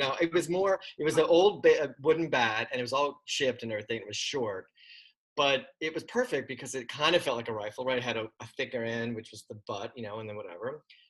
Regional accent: Pottsville, Pennsylvania, United States; moved away as an adult; now in New York, United States; No, I'm from Pottsville. I moved, I graduated in 83, and then I took a year to kind of work and try to save some money. And then I moved to New York in August of 84.

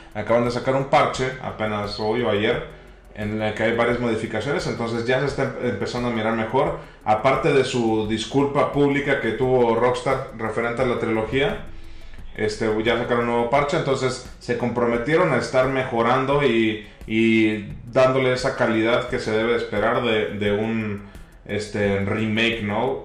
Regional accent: Tampico, Tamaulipas, Mexico; es de mi tierra

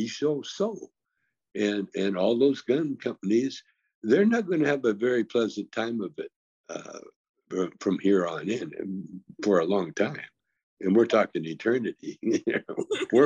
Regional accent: Calgary, Alberta, Canada; now in United States; I grew up in a very racist town in Canada called Calgary, Alberta

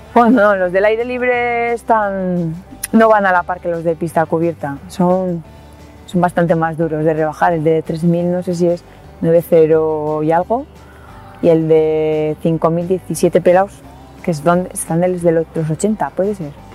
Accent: Cenicero, La Rioja, Spain; nos quedamos sin equipo de baloncesto en el pueblo, en Cenicero

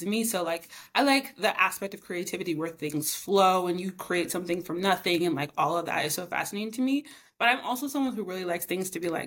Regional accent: Northeast Arkansas, United States; moved away as an adult; also born or lived in Fayetteville, Arkansas / Brooklyn, New York; now in New York, United States; I'm from Arkansas, like a small town in Northeast Arkansas

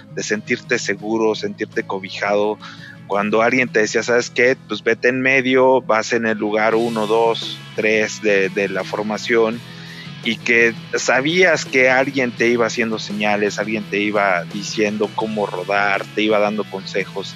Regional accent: Mexico City, Mexico; moved away as an adult; now in Aguascalientes, Mexico; yo soy de la Ciudad de México, pero este, pues he conocido muchos lugares, la verdad es que llevo tres años viviendo acá

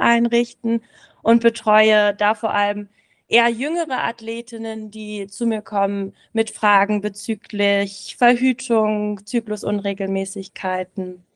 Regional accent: Berlin, Germany; moved away as an adult; now in Samedan, Switzerland; Ich komme ursprünglich aus Berlin, aber bin jetzt eben nach Samaran gezogen.

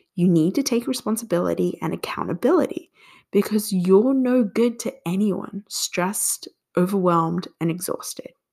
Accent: Australia; moved away as an adult; also born or lived in Singapore; now in United States; I was born in Singapore and migrated to Australia when I was two years old. Then, at 24, I moved to the US.

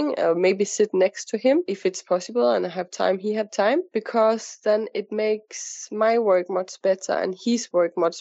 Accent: Copenhagen, Capital Region of Denmark, Denmark; moved away as an adult; now in Dubai, United Arab Emirates; I'm coming from Denmark, from Copenhagen

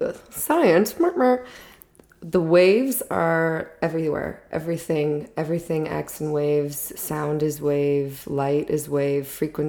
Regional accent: Texas, United States; also born or lived in Florida; I grew up in Texas / Florida. I got into acting early on.

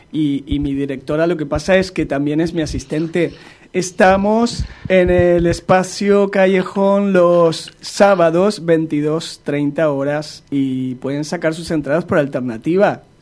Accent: Madrid, Community of Madrid, Spain; Ah, no, no, no, es que yo soy de Madrid

